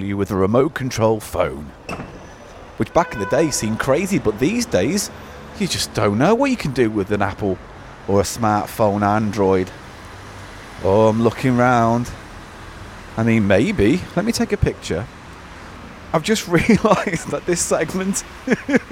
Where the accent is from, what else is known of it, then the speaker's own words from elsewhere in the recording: Birkenhead, North West England, United Kingdom; now in London, United Kingdom; I grew up in Birkenhead